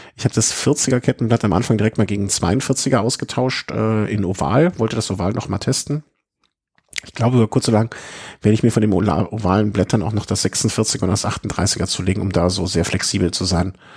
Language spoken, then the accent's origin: German; Cologne, North Rhine-Westphalia, Germany; für mich als Kölner